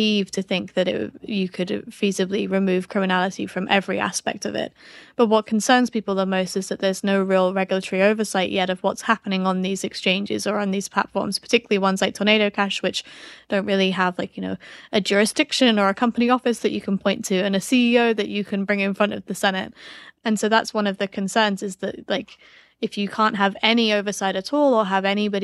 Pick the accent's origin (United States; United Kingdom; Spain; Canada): United Kingdom; accent: British; my British accent